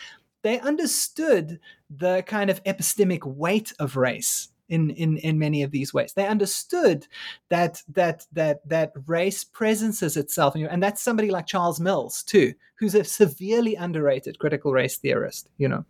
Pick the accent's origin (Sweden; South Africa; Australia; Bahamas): South Africa; I mean, largely as a South African and being increasingly in these weird alienated spaces of like working on race and black students in China